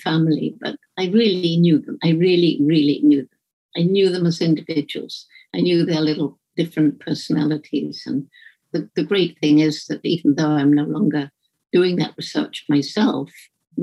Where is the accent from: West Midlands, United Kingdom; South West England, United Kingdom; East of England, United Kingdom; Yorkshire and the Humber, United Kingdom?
South West England, United Kingdom; Bournemouth; born or raised there